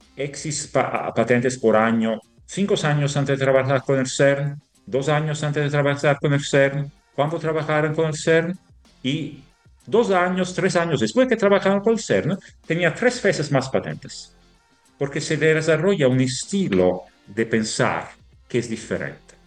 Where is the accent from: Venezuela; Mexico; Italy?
Italy; Spanish is a second language; moved away; somos italianos